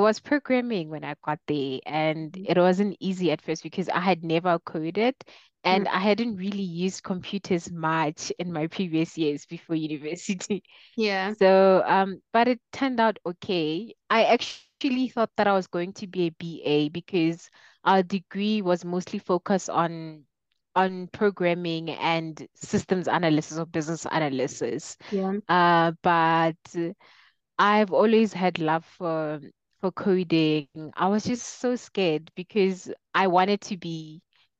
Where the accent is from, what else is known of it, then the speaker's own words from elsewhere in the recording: Mokopane, Limpopo, South Africa; moved away as an adult; also born or lived in Pretoria, South Africa; now in Johannesburg, South Africa; I'm from a small town called Mokopani in Limpopo. So I was born and raised there, started school there until I left for varsity.